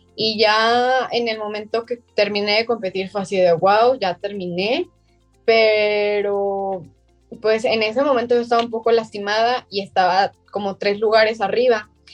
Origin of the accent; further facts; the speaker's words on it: Guadalajara, Jalisco, Mexico; soy de Guadalajara, Jalisco